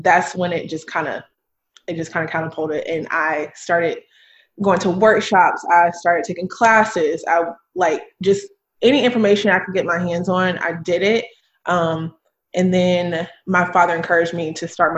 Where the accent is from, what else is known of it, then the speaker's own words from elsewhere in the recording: Durham, North Carolina, United States; now in Charlotte, United States; I live in Charlotte. I'm originally from Durham, North Carolina